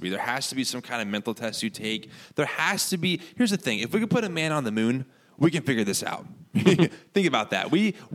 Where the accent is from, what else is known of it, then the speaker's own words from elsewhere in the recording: United States; as American Christians